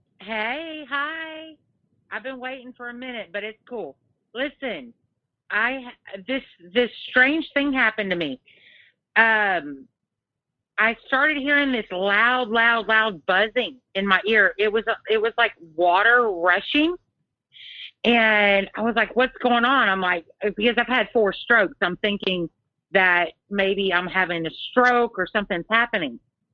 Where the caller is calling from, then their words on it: Texas, United States; Hey, this is … from Texas. I've talked to you before.